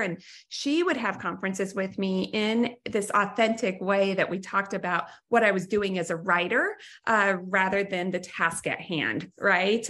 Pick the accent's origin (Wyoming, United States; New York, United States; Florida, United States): Wyoming, United States; I was from Wyoming